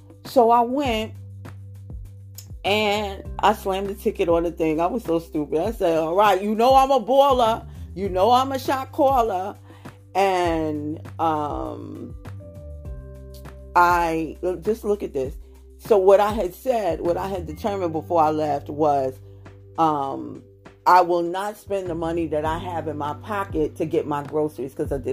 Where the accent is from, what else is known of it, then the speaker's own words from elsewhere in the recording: United States; I'm an American, praise God.